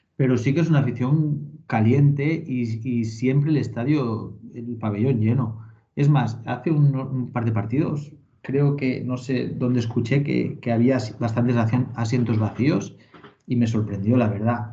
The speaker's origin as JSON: {"language": "Spanish", "region": "Valencian Community", "country": "Spain", "also_born_or_lived": "Portland", "said": "yo soy valenciano"}